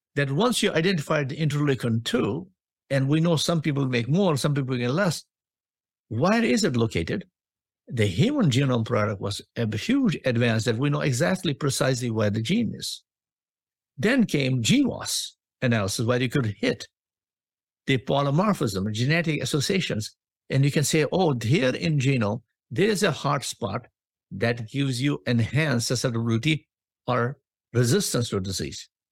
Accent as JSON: {"language": "English", "country": "India", "tie": "born or raised there", "also_born_or_lived": "Australia / United States", "moved": "as an adult", "lives_now": "Boston, United States", "said": "I was born in India"}